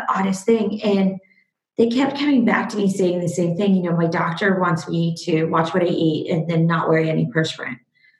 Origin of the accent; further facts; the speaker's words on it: Seattle, Washington, United States; also born or lived in Kyiv, Ukraine; I was born in Kiev in the former Soviet Union in the Ukraine and moved over to America when I was about 6 years old with my parents. Grew up in Seattle